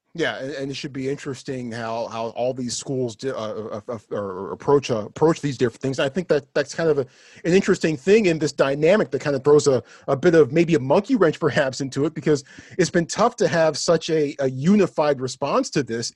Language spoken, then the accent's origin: English; United States; I'm an American